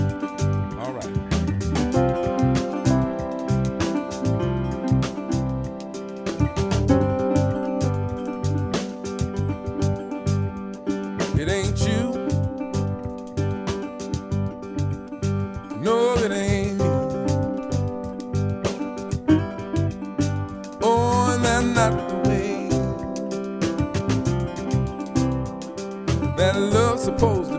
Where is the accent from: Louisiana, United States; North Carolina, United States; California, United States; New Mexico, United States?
California, United States; Compton; also born or lived in Los Angeles / New Orleans; I'm L.A. born and raised. Raised in Compton, living in L.A.